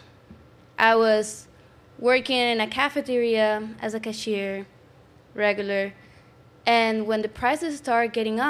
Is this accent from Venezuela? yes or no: yes; Venezuela; moved away as an adult; now in United States; I was raised in Venezuela. I came here to this country 4 years ago